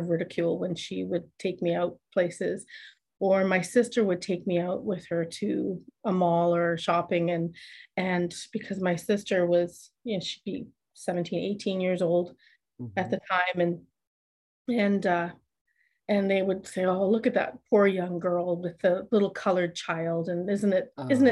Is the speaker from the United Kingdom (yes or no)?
no; Oakville, Ontario, Canada; first language German; English is a second language; also born or lived in Downsview; we moved to Oakville. And so I grew up in this very staunchly German speaking European family